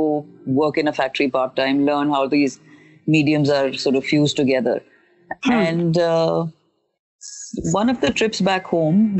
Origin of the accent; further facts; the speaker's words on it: Chandigarh, India; moved away as an adult; also born or lived in Cyprus; I was born and brought up in Chandigarh.